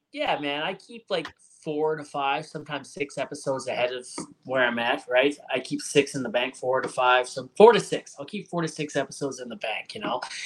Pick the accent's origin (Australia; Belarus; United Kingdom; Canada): Canada; Hamilton, Ontario; now in Alberta, Canada; I'm from Hamilton originally